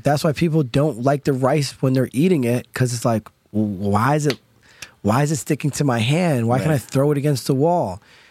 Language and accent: English; Poconos, Northeast Pennsylvania, United States; also born or lived in Long Island; Yes, I grew up in Poconos.